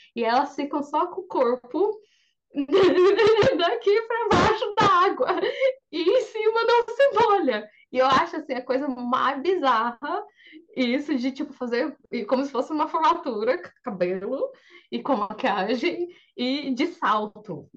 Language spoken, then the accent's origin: Portuguese; Brazil; now in Japan; eu sou brasileira